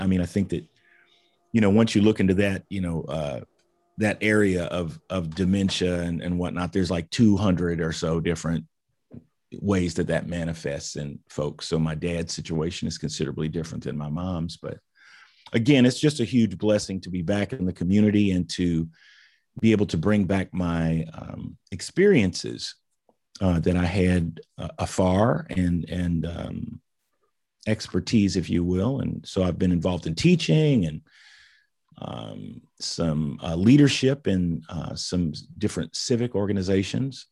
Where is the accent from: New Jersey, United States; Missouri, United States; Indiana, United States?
Indiana, United States; Indianapolis; I grew up in Indianapolis, went to the public school system.